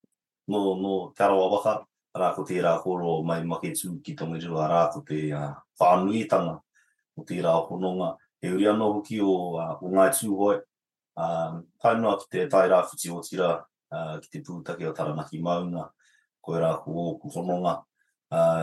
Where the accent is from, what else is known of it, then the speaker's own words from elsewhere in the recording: Sydney, New South Wales, Australia; moved away; also born or lived in New Zealand; I was actually raised in Australia